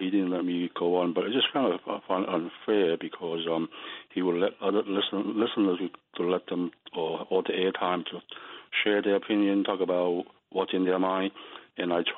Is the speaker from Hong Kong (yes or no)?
yes; Hong Kong; now in United States; I'm an Asian American, and I'm an immigrant from Hong Kong